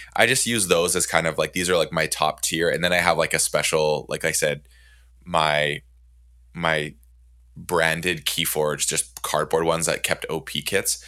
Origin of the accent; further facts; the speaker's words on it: Canada; I'm Canadian